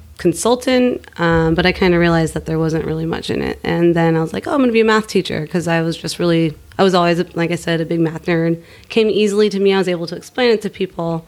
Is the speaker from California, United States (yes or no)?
yes; Sacramento, California, United States; moved away as an adult; also born or lived in San Francisco; now in Oakland, United States; I grew up in Sacramento and currently living in Oakland, California.